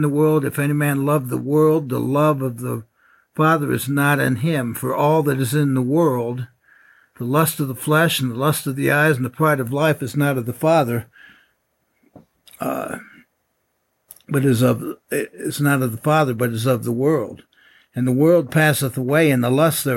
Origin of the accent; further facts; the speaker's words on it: upstate New York, United States; moved away; when I was in upstate New York and I was running track and I set some school records